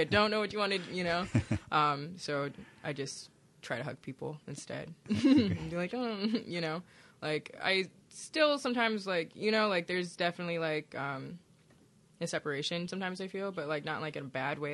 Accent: Milwaukee, Wisconsin, United States; moved away; also born or lived in Hammond, Indiana; I magically appeared in Milwaukee, Wisconsin, and I entered the foster care system

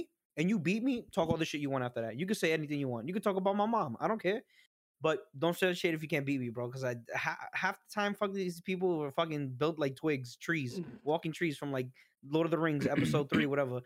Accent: New York City, New York, United States; Growing up in New York City in the Bronx

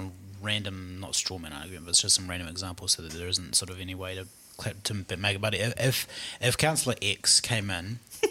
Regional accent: Mosgiel, Otago, New Zealand; Hey, I'm from Mosgiel, so don't get onto that. That's a sore subject for Mosgielians.

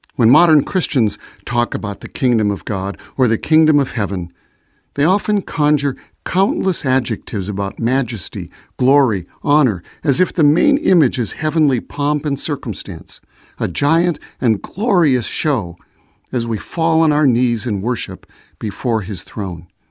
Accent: Chicago, Illinois, United States; I was born in Chicago

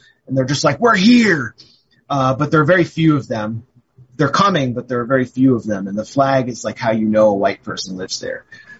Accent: Washington, District of Columbia, United States; I come from Washington, D.C., and on the East Coast.

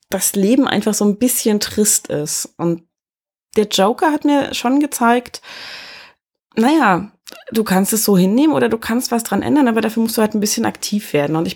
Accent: Erfurt, Thuringia, Germany; Ich bin in Erfurt geboren und groß geworden

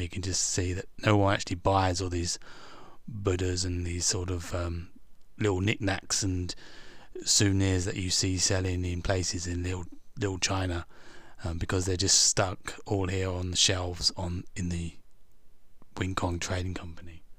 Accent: England, United Kingdom; I'm English

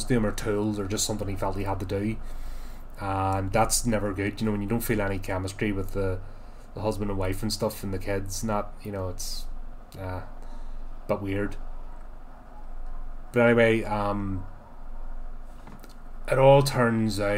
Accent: United Kingdom; me as a Brit

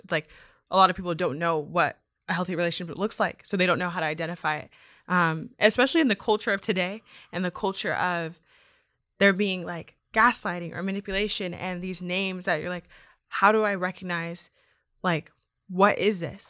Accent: Yuba City, California, United States; I'm from Yuba City, so I'm an hour away

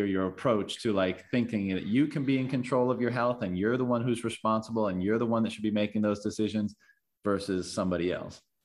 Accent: Newfoundland and Labrador, Canada; moved away; I'm from Newfoundland originally

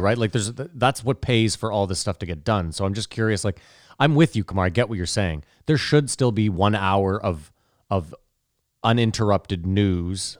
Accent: Canada; even as a Canadian

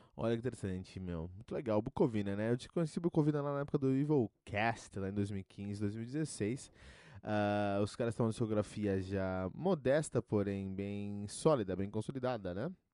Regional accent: Cotia, São Paulo, Brazil; eu cresci em Cotia com muitos metaleiros ao meu redor

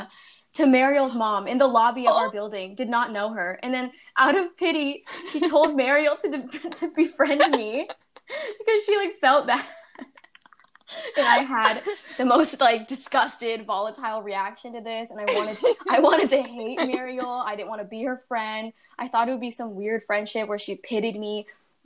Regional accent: Bay Area, California, United States; moved away as an adult; now in New York, United States; I grew up in the Bay Area in California, like San Francisco area.

